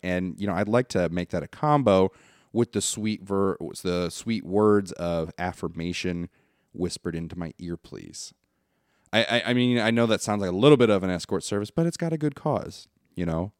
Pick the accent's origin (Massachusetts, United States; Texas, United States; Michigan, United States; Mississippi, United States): Michigan, United States; now in Tennessee, United States; I'm from Michigan